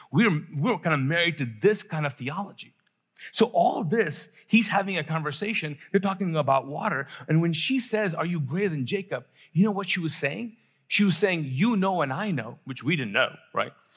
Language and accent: English; Pakistan; I'm actually Pakistani